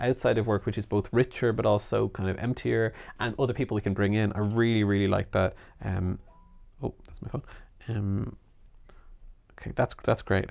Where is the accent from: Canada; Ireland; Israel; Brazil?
Ireland; as we say in Ireland